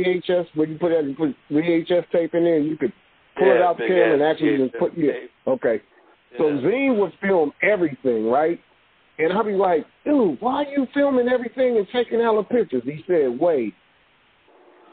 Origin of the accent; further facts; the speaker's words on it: Hayward, California, United States; I'm from Palmacia